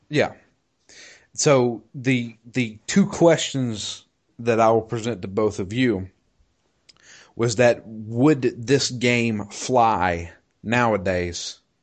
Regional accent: United States; as an American

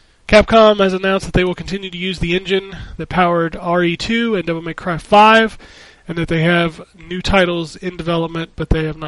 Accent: Philippines; English is a second language; it will be a lot worse reception back in my home country of the Philippines.

